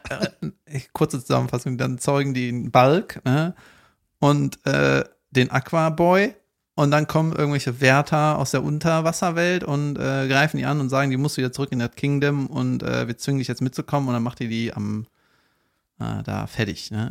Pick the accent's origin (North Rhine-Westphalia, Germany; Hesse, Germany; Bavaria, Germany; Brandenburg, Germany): North Rhine-Westphalia, Germany; Cologne; da wo ich herkomme, in Köln-Ostheim